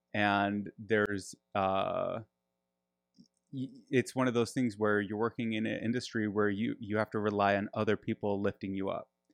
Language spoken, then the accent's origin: English; Grand Rapids, Michigan, United States; now in Austin, United States; I'm from, uh, Grand Rapids